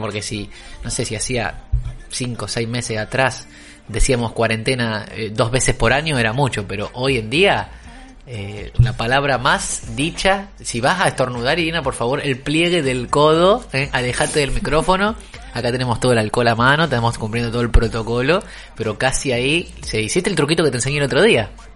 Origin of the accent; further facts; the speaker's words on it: Argentina; hablo como argentino, no, no puedo hablar con otro